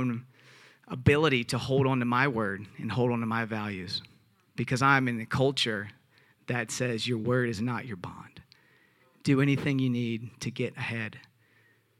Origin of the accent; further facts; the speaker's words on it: the South, United States; I'm from the South